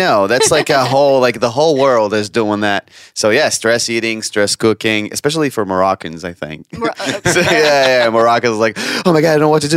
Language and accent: English; Israel; also born or lived in Gan Yavne; the Israeli perspective